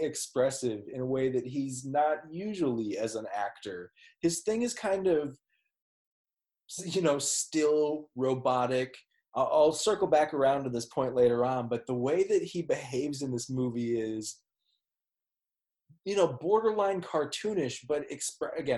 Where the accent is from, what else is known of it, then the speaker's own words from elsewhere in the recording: Minneapolis, Minnesota, United States; I'm from Minneapolis.